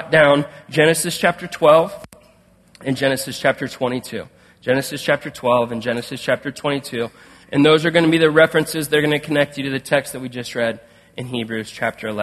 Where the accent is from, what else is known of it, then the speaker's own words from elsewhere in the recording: Canton, Ohio, United States; moved away; I grew up around Canton, Ohio